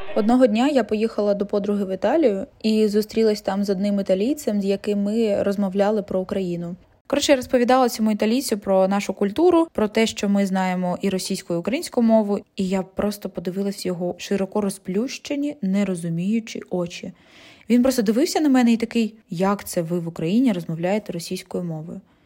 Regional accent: Zaporizhzhia, Zaporizhzhia Oblast, Ukraine; first language Russian; Ukrainian is a second language; Я родом з міста Запоріжжя і усе своє життя я розмовляла російською мовою

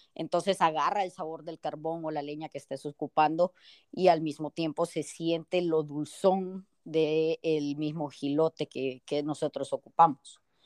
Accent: El Salvador

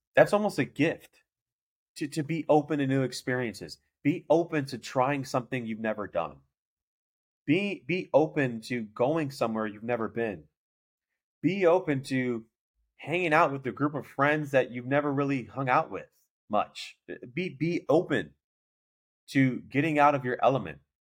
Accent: Chicago, Illinois, United States; I know I'm from Chicago

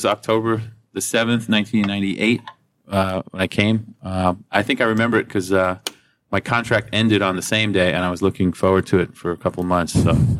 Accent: Westchester County, New York, United States; moved away as an adult; now in South Korea; I'm from the U.S. I grew up in Westchester County, New York.

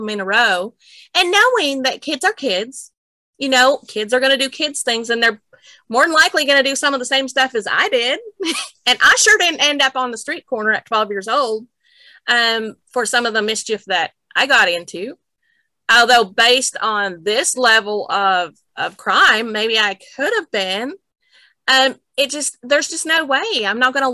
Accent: Minot, North Dakota, United States; moved away; also born or lived in Maple Creek, Saskatchewan; I was from Nitchie, North Dakota. And my grandfather actually led the church for all of my growing up years

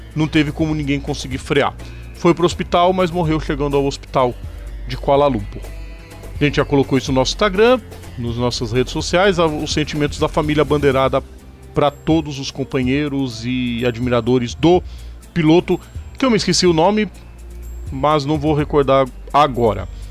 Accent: Brazil; a gente é brasileiro

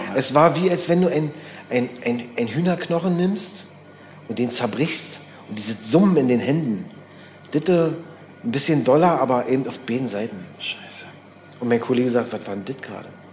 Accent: East Germany, Germany; wir sind ja eigentlich auch Wendekinder

